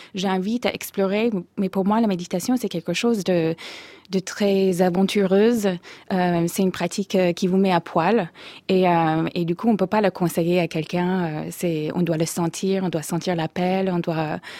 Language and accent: French; Minnesota, United States; French is a second language; moved away as an adult; also born or lived in Oslo, Norway; now in France; Je viens du Minnesota. Je, suis née et j'ai grandi dans le Minnesota